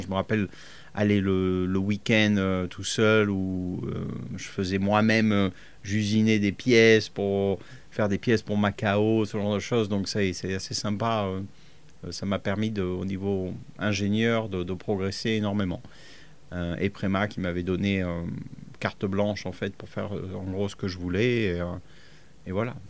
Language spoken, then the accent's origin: French; Fréjus, Provence-Alpes-Côte d'Azur, France; moved away as an adult; also born or lived in Cologne, Germany / Italy; now in England, United Kingdom; je viens de, de Fréjus, originellement, donc on n'était pas loin de Monaco.